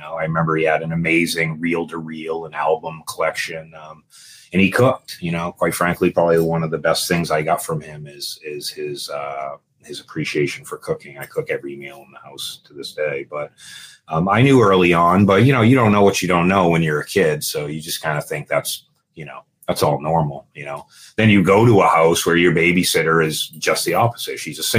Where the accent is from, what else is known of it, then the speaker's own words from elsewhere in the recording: Dover, New Hampshire, United States; I'm actually a New Hampshire kid. So I grew up in Dover, New Hampshire